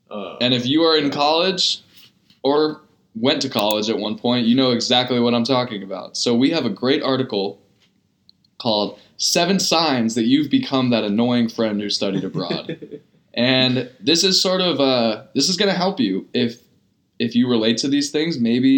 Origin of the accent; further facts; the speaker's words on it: San Diego, California, United States; I'm from San Diego.